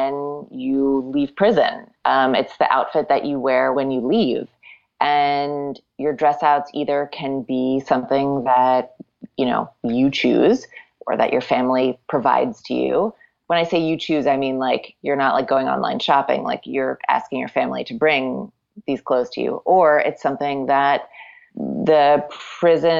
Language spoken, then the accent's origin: English; Wilmington, Delaware, United States; I grew up in Wilmington, Delaware